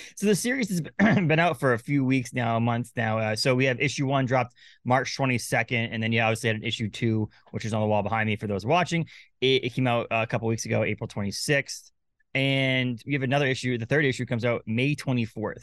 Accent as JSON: {"language": "English", "region": "Maine", "country": "United States", "tie": "born or raised there", "also_born_or_lived": "Massachusetts / New Hampshire", "said": "I live in Maine most of my life, a little bit of Massachusetts, New Hampshire"}